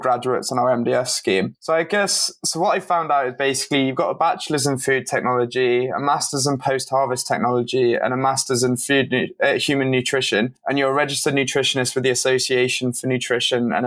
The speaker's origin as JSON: {"language": "English", "area": "near Helmsley", "region": "Yorkshire and the Humber", "country": "United Kingdom", "said": "I'm a North Yorkshire boy as well, actually, but I'm from near Helmsley Way"}